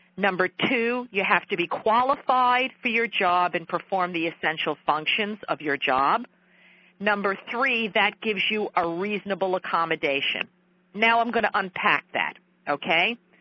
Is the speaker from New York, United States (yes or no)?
yes; New York, United States; accent: New York; my New York accent is a tad too thick